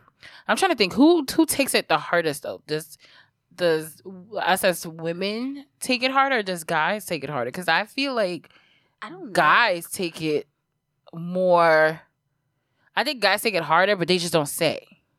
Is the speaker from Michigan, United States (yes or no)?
no; New York City, New York, United States; also born or lived in Brooklyn / Harlem; when we moved from Brooklyn to Harlem